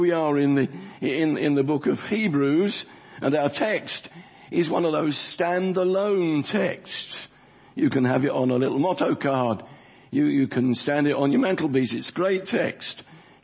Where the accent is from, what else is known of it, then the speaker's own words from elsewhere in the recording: London, United Kingdom; The church I grew up in South Woodford, where I was converted as an 8-year-old boy